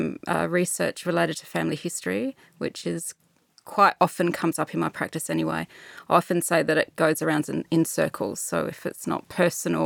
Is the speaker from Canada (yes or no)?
no; Adelaide, South Australia, Australia; also born or lived in Alice Springs; now in Melbourne, Australia; I grew up in Alice Springs for a period of time, and I moved back to Adelaide, which is my hometown